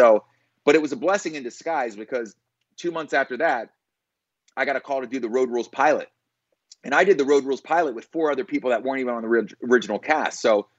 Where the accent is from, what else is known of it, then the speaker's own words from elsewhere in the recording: Satellite Beach, Florida, United States; also born or lived in Philadelphia; I was born in Philly. I grew up in Philly till third grade. My dad was in the military. My mom was a nurse. So we bounced around a little bit. I ended up in a small city in Florida called Satellite Beach.